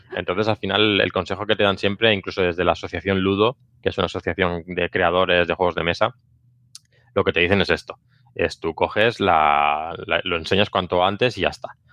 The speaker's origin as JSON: {"language": "Spanish", "town": "Barcelona", "region": "Catalonia", "country": "Spain", "said": "yo soy de Barcelona"}